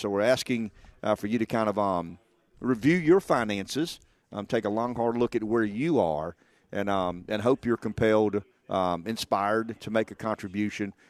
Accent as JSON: {"language": "English", "town": "Florence", "region": "South Carolina", "country": "United States", "tie": "born or raised there", "said": "I was born in the McLeod Infirmary."}